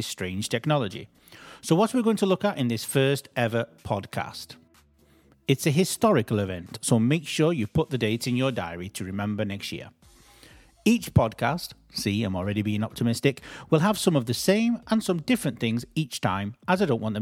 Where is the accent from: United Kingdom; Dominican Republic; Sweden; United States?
United Kingdom; as British people